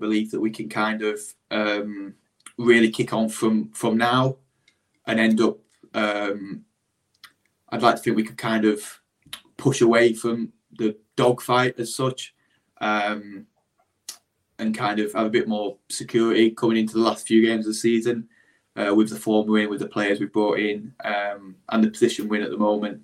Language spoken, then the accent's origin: English; Blackburn, North West England, United Kingdom; I grew up in Blackburn